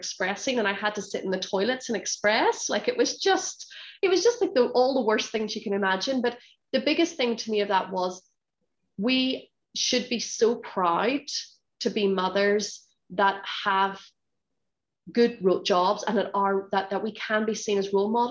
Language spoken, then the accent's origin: English; Northern Ireland, United Kingdom; moved away as an adult; now in Hong Kong; I grew up in Northern Ireland, so both my parents are from Northern Ireland